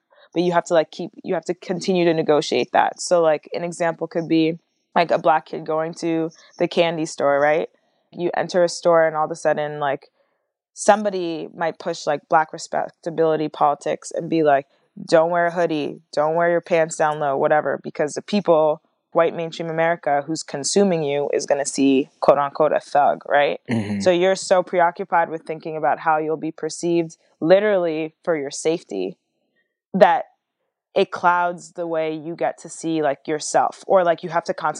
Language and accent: English; France; born there; But then technically I was born in France, but I didn't get like French citizenship.